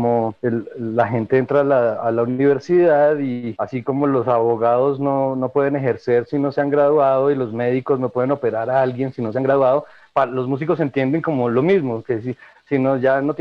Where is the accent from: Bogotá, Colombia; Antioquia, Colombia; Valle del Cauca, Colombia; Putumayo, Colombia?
Bogotá, Colombia; born there; Nací en Bogotá en 1969 en una familia muy musical